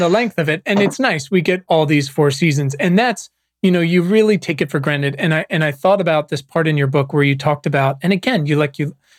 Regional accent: Virginia, United States; moved away as an adult; also born or lived in Los Angeles; I was born and raised in Virginia, and I've spent the past uh, 20 years bouncing around, but uh, past 12 years in Los Angeles

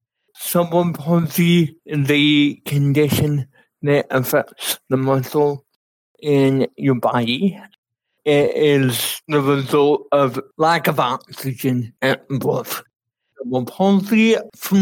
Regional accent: Florida, United States; moved away as an adult; now in Kansas, United States; I grew up in Florida all my life

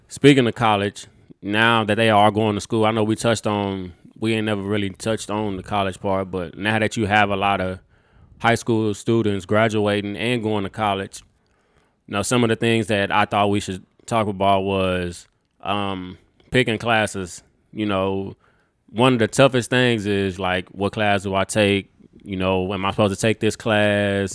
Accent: Texas, United States; we are from Texas.

